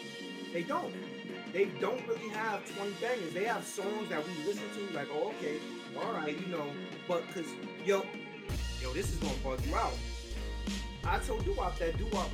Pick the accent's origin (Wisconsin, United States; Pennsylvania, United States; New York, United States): New York, United States; New York City; Born and raised in the Bronx.